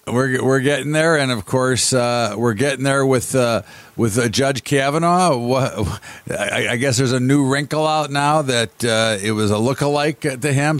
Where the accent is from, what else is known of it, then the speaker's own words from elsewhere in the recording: United States; as an American